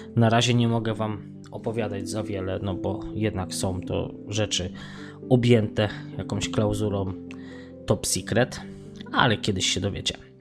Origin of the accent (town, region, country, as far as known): Poland; now in Sligo, Ireland